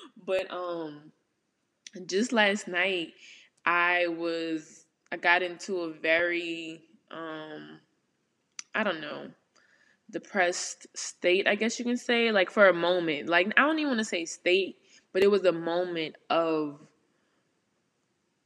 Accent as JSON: {"language": "English", "town": "New Orleans", "region": "Louisiana", "country": "United States", "moved": "as an adult", "said": "living in New Orleans for so long. Well, y'all know I'm from the West Bank"}